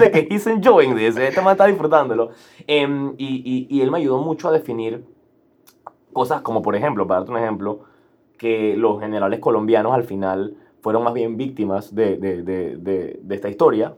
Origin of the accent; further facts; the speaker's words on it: Panama; crecimos como los panameños con un sentimiento kinda antigringoide